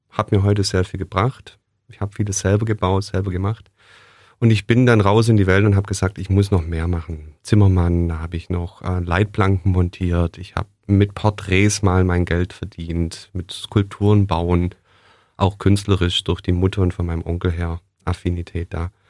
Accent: Blaubeuren, Baden-Württemberg, Germany; born there; In Blabeuren, also gar nicht so weit weg.

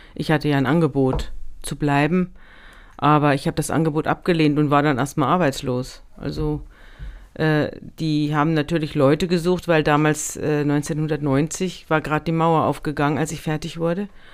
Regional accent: Munich, Bavaria, Germany; moved away as an adult; now in Hamburg, Germany; Ich komme ja aus München

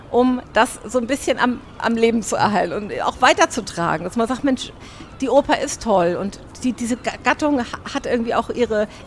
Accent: Hamburg, Germany; weil wir sind Hamburger

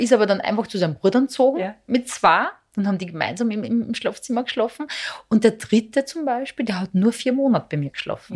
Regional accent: Serbia; now in Austria; Ich bin ja von Serbien orthodox ja. und wir leben in Österreich

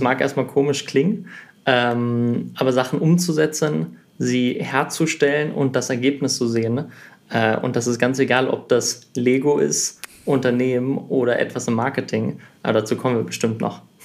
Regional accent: Sweden; moved away; also born or lived in Germany; ich bin in Schweden aufgewachsen, also ich bin in Deutschland geboren, nach Schweden gezogen, habe da 14 Jahre gelebt

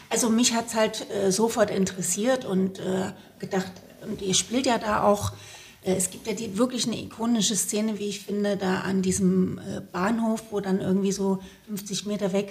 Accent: Leipzig, Saxony, Germany; Ich bin Leipzigerin. Ah, verrückt, ich ja. bin Konnewitzerin

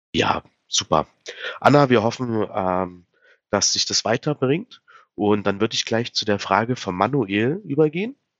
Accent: Saxony-Anhalt, Germany; bei uns in Sachsen-Anhalt

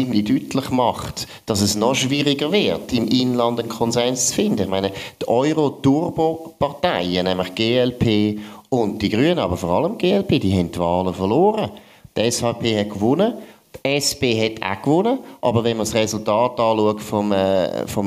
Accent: Switzerland; Oder man hätte als Schweizer mal müssen überlegen gut, wie können wir uns freikaufen?

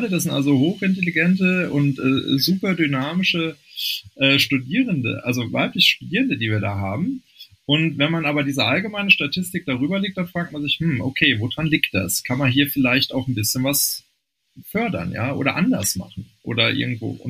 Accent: Rhineland, Germany; born there; ich bin gebürtiger Rheinländer, da sitzt die Familie auch noch.

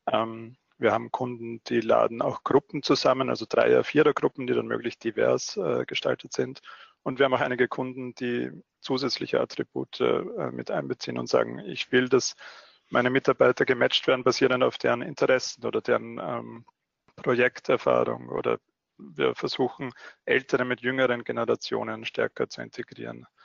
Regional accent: Austria; Man hört es noch leicht in meiner Stimme. Ich bin äh, Österreicher. Ich wohne in Wien und betreibe unser Wiener Büro, habe aber auch vier Jahre lang in Deutschland gearbeitet, weshalb sich alles ein bisschen vermischt hat schon.

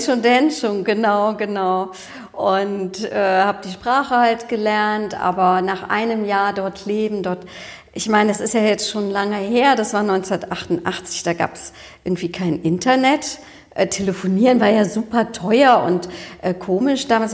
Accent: Cologne, North Rhine-Westphalia, Germany; ich bin ja Kölnerin

